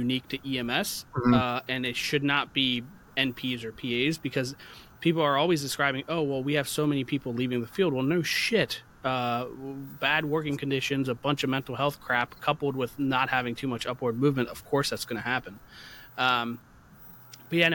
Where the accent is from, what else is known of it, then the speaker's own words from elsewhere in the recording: United States; I'm a paramedic from the United States